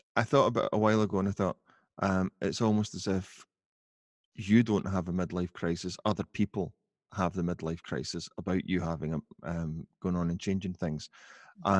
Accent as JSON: {"language": "English", "town": "Glasgow", "region": "Scotland", "country": "United Kingdom", "said": "I'm from Glasgow um, not living in Glasgow now, but still living in Scotland."}